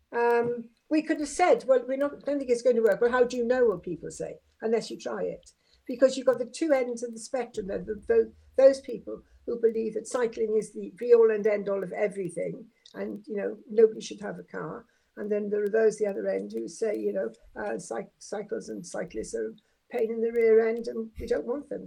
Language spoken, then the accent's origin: English; Swansea, Wales, United Kingdom; moved away as an adult; also born or lived in Aberystwyth / London; now in Portsmouth, United Kingdom; as you can tell by my accent, I'm not a native of Portsmouth. I come originally from Swansea.